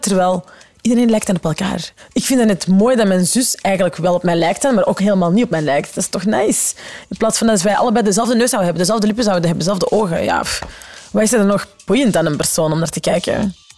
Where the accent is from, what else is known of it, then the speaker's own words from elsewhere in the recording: the Kempen, Flanders, Belgium; We komen van de Kempen, we zaten op een gemeenschapsonderwijs